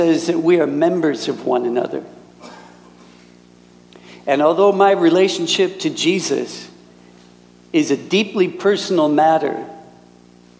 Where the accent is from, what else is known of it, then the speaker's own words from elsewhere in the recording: Minnesota, United States; moved away as an adult; also born or lived in Wisconsin / Canada; now in Germany; And I was raised in Minnesota. So that's where I'm from